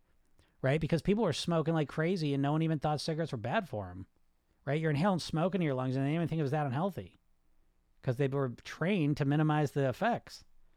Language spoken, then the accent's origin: English; Netherlands; English is a second language; Oh, okay, I'm from the Netherlands.